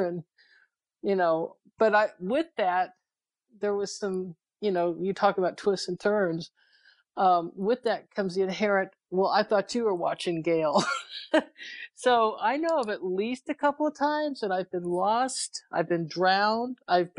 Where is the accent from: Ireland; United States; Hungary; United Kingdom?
United Kingdom; England; born there; I was born overseas in England.